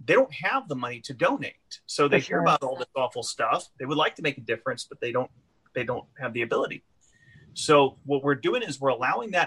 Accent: Lake Charles, Louisiana, United States; my hometown here in Lake Charles.

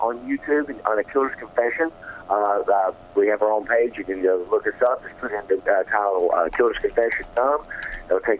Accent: North Carolina, United States; moved away; I'm from North Carolina originally

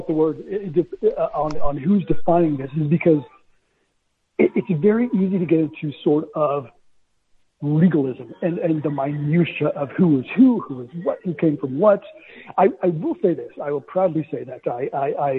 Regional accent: Indiana, United States; first language Spanish; moved away; I was born and raised in Indiana, of all places

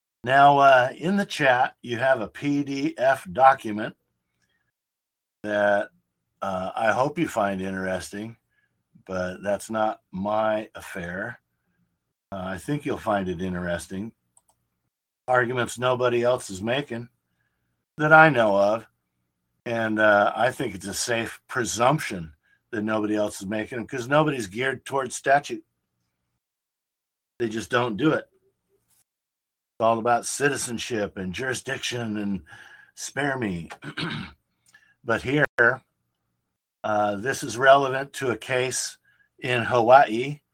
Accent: Philippines; now in United States; I'm a citizen of the United States. I came here from the Philippines and was naturalized in 1983.

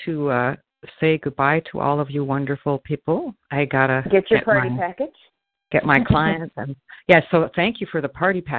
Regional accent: Montreal, Quebec, Canada; moved away; I grew up in Montreal. I grew up in Montreal, and I had, for some reason later on, I found out after we moved that I could have had dual citizenship, but I missed out on it. But I spent a lot of time in Canada

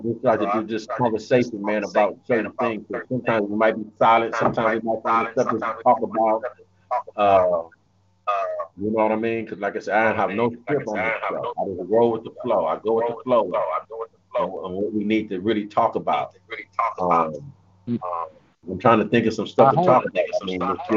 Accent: United States; I'm American. Period. No matter what they say, I'm born in America.

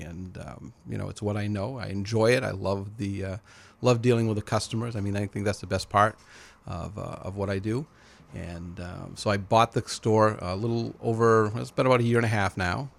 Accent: Lewiston, United States; I've been, was born and raised in Lewiston

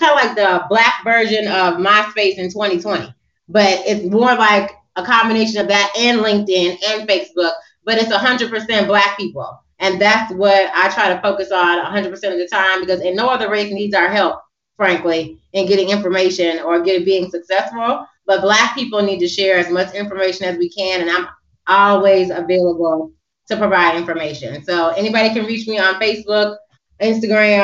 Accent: United States; being an American and speaking in Africa

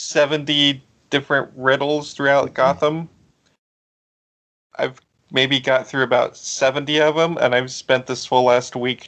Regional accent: South Africa; Like, well, I am from South Africa.

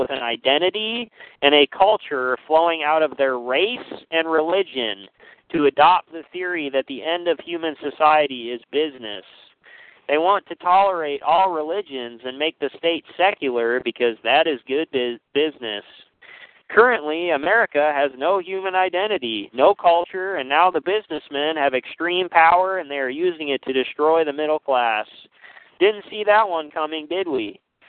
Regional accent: United States; I was raised in the United States, which is arguably the most pluralistic and disestablished nation ever to exist.

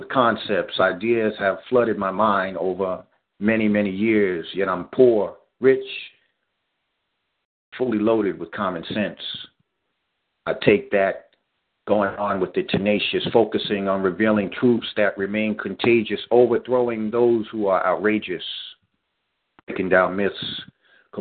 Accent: New York City, New York, United States; growing up in Staten Island, New York, in a community setting

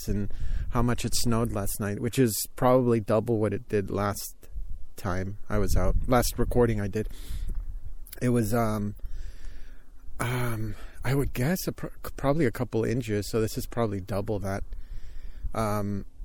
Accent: California, United States; I'm from California and I haven't been to too many places where it snows

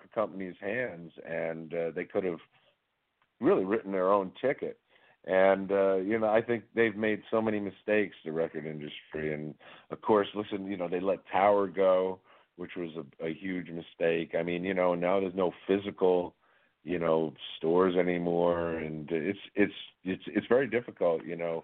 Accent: New York City, New York, United States; moved away; I grew up in New York City

